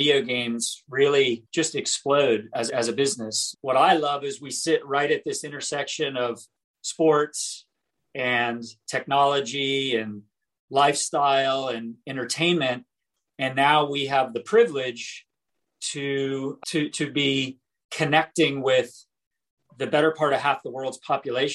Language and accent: English; North Carolina, United States; also born or lived in Boston area, Massachusetts; I was born in the Boston area. I grew up in North Carolina.